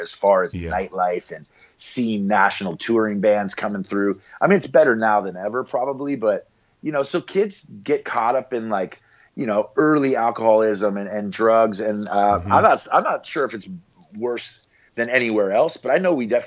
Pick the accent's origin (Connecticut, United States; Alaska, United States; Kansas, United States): Alaska, United States; Anchorage; Anchorage is home, man. I was born here and hope to die here in an old age